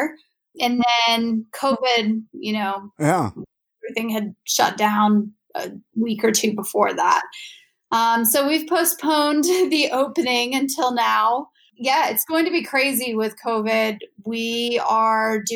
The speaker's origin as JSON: {"language": "English", "town": "Greensboro", "region": "North Carolina", "country": "United States", "tie": "born or raised there", "also_born_or_lived": "Raleigh, North Carolina / Charlotte, North Carolina", "moved": "as an adult", "lives_now": "Utah, United States", "said": "I was raised in North Carolina, in Greensboro, North Carolina"}